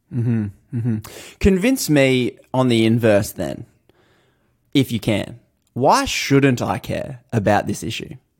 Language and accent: English; Australia; I'm from Australia.